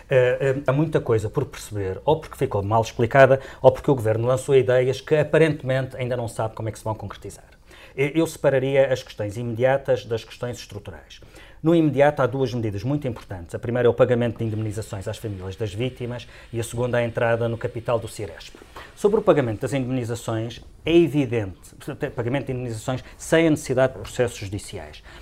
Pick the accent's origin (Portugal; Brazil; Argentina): Portugal; Madeira